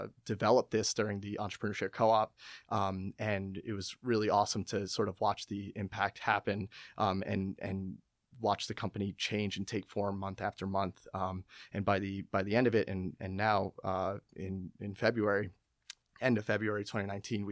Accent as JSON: {"language": "English", "area": "Westchester", "region": "New York", "country": "United States", "moved": "as an adult", "lives_now": "Philadelphia, United States", "said": "I'm from Westchester, New York"}